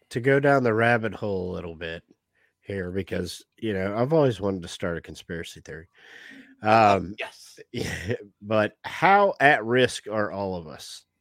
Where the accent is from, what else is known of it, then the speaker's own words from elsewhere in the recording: Jacksonville, Florida, United States; Oh, I'm from Jacksonville, Jacksonville, born and raised.